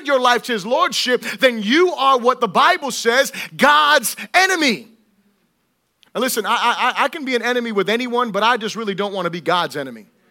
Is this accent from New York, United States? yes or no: no; Florida, United States; I'm from, you know, Florida